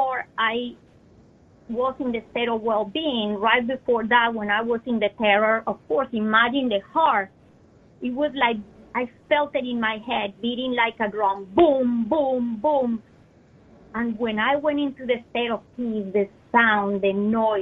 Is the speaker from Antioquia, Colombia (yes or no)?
no; Bogotá, Colombia; moved away; I was born in Colombia, I come from hot weather country. But Bogota is high up in the Andes.